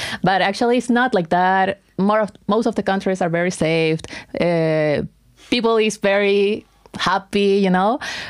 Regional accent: Colombia; English is a second language; now in Türkiye; No, I was raised in Colombia mostly.

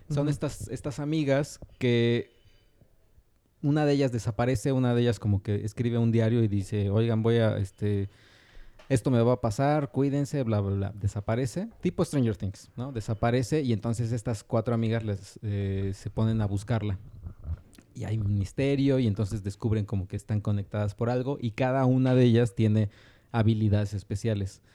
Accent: Mexico; en los 90 en México

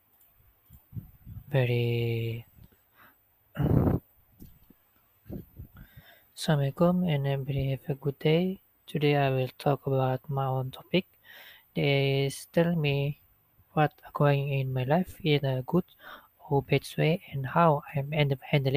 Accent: Sarawak, Malaysia; English is a second language; moved away as an adult; I'm come from Sarawak, so I don't know how to talk or speak freely for Malay language.

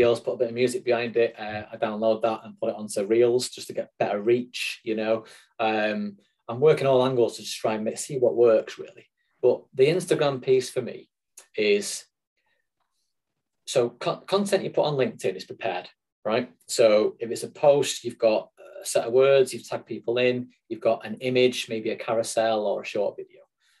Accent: Manchester, North West England, United Kingdom; accent: Mancunian; you probably guess my accent, I'm a Mancunian.

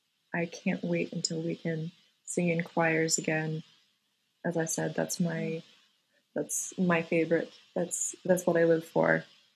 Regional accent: Colorado, United States; I attended high school in a very tiny rural town in Colorado.

